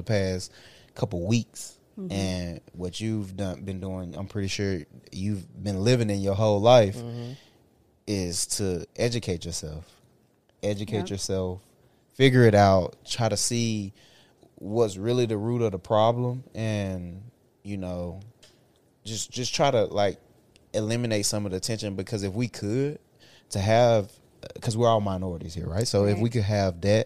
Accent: Baltimore, Maryland, United States; now in Tennessee, United States; I'm from Baltimore.

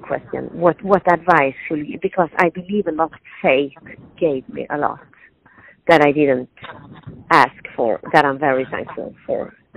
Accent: Sweden; English is a second language; moved away as an adult; now in Cupertino, United States; originally I'm from Sweden

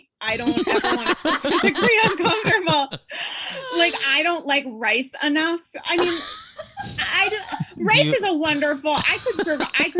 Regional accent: Rhode Island, United States; I'm from Rhode Island.

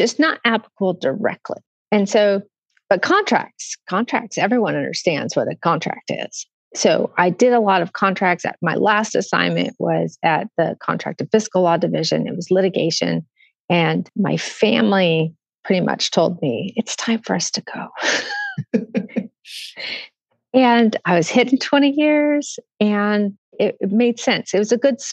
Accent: Washington, United States; moved away as an adult; also born or lived in Fort Belvoir, Virginia; now in Seattle, United States; I grew up in Washington State

